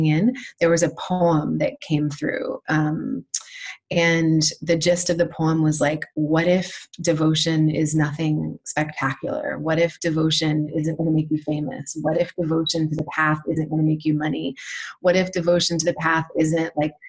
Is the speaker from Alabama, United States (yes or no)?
yes; Alabama, United States; moved away as an adult; I've just settled about 4 months ago in my hometown in Alabama